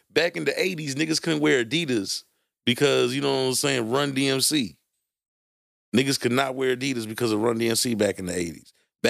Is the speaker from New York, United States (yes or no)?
yes; Brooklyn, New York, United States; I'm from Brooklyn. It's all hood, baby.